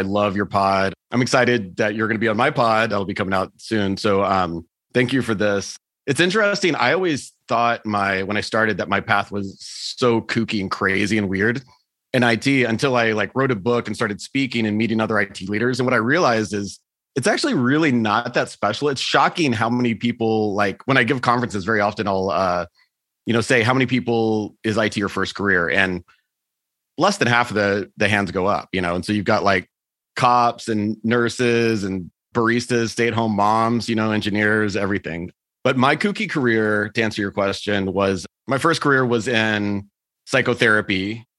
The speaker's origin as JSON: {"language": "English", "region": "Texas", "country": "United States", "tie": "born or raised there", "also_born_or_lived": "Germany / South America", "said": "And I grew up in Texas, which is a little bit of a conservative place. So I ended up spending a year in Germany working. And then I spent a year in South America"}